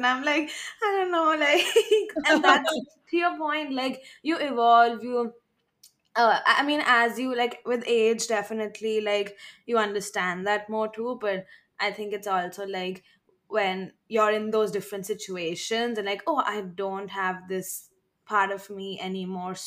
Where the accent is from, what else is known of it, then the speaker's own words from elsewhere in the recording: India; moved away as an adult; also born or lived in Midwest, United States; now in New York, United States; I grew up in India till I was 18, moved to the Midwest when I was 18, and then moved to New York like 3 months ago.